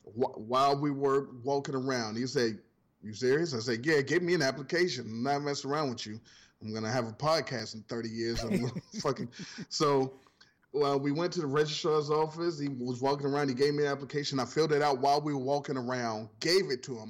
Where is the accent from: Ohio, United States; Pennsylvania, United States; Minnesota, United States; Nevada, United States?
Ohio, United States; I'm coming from Ohio